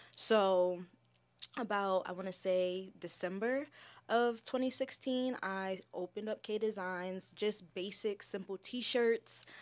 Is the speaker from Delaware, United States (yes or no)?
yes; Milford, Delaware, United States; also born or lived in Philadelphia, Pennsylvania; I was born in Milford, Delaware. uh, raised throughout Delaware and the Philadelphia areas with my mother and my brother